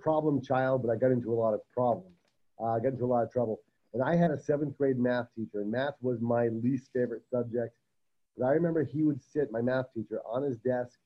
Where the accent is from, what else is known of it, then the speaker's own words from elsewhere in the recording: Rhode Island, United States; moved away as an adult; also born or lived in New Hampshire; now in Coronado, United States; I'm born and raised in Rhode Island, but went to college in New Hampshire